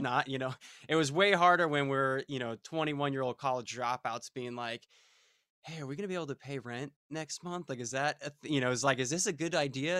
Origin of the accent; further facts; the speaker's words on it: Fort Myers, Florida, United States; also born or lived in Melbourne, Florida; We grew up in Fort Myers, Florida